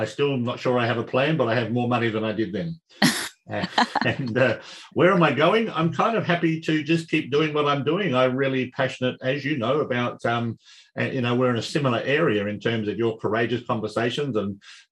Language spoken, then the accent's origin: English; Adelaide, South Australia, Australia; I was born and raised here in Adelaide